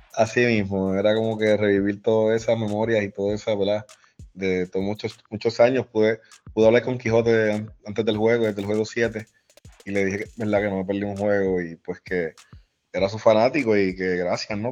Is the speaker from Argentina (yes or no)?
no; San Juan, Puerto Rico; also born or lived in Barranquitas (Bonito), Puerto Rico; yo nací criado en Caimito, acá en el área metro